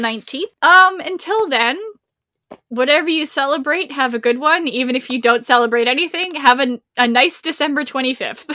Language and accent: English; Rhode Island, United States; I am from Rhode Island